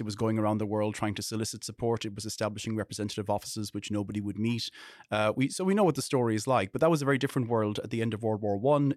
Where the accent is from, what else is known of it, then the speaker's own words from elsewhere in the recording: Ireland; I'm an Irish person.